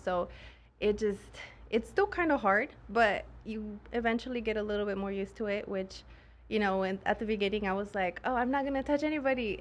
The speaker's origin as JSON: {"language": "English", "country": "Mexico", "moved": "yes", "said": "I'm actually from Mexico."}